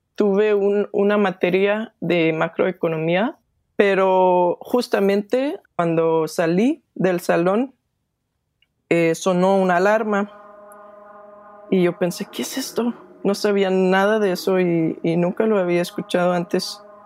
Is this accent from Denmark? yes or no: yes; Denmark; Spanish is a second language; soy de Dinamarca